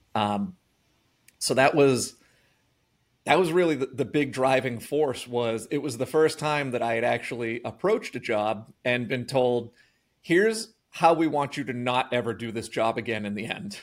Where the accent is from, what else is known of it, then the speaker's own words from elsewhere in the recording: Norton, Massachusetts, United States; I grew up in Norton